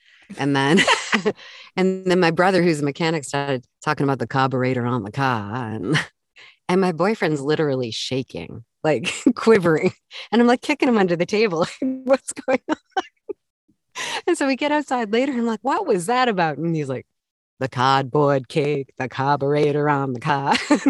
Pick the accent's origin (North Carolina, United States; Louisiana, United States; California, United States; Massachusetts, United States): Massachusetts, United States; accent: Massachusetts; I'm from New England, so I spent a lot of years getting rid of my Massachusetts accent as much as I could.